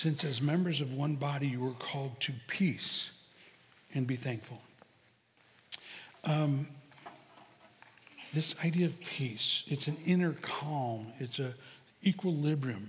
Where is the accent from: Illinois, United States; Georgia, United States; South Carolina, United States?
Illinois, United States; Chicago; I'm from Chicago